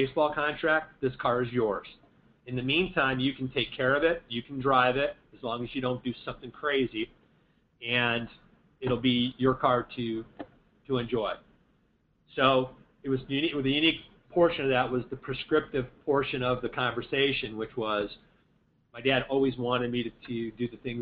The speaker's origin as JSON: {"language": "English", "region": "Indiana", "country": "United States", "tie": "born or raised there", "said": "we grew up in Indiana"}